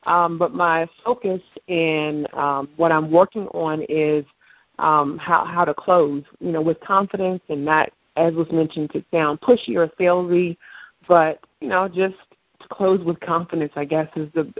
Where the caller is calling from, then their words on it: Washington, District of Columbia, United States; Hi, this is …. I'm from Washington, D.C.